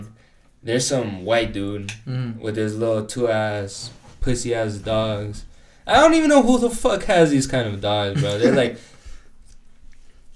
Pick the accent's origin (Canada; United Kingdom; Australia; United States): United States; I was fucking born here. I'm just as an American as he is.